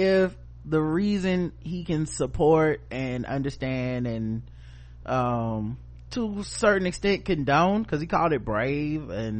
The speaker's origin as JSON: {"language": "English", "region": "North Carolina", "country": "United States", "said": "We're from North Carolina"}